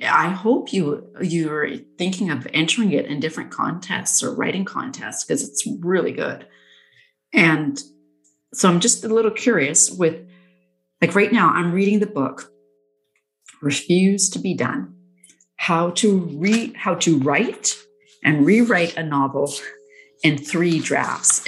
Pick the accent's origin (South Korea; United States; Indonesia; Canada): Canada; Nanaimo, British Columbia; I was born in Nanaimo. Um, I lived in Nanaimo for like, God, 20 years